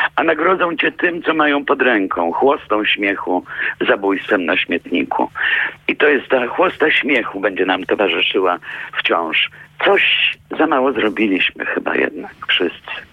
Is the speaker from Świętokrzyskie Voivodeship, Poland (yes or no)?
yes; Kielce, Świętokrzyskie Voivodeship, Poland; Wspominam Kielce, gdzie się urodziłam i na mojej ulicy mieszkała wdowa po oficerze zamordowanym w Katyniu